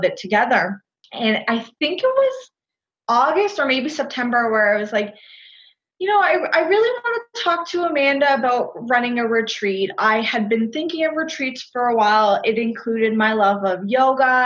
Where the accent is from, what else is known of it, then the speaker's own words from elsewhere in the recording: Canada; also born or lived in Costa Rica; I'm from Canada